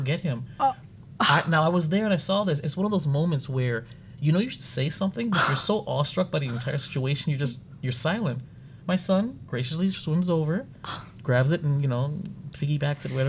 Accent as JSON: {"language": "English", "region": "New York", "country": "United States", "moved": "yes", "said": "I'm formerly a New Yorker"}